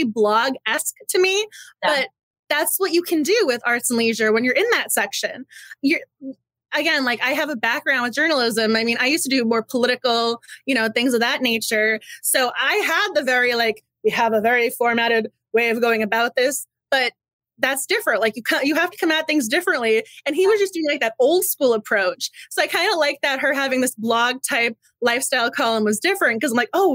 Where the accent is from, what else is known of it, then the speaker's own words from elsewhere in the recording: Massachusetts, United States; moved away; I'm from Massachusetts originally